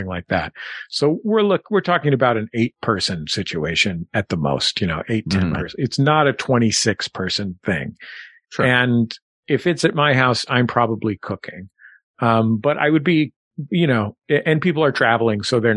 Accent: San Francisco, California, United States; growing up in San Francisco

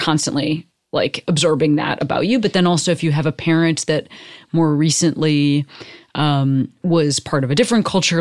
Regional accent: United States; fifth generation Amer-, like, I'm just American

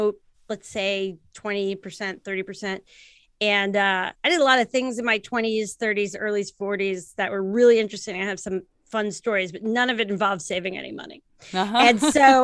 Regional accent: New Jersey, United States; moved away as an adult; now in Baltimore, United States; I am half Italian from New Jersey. I'm New Jersey Italian.

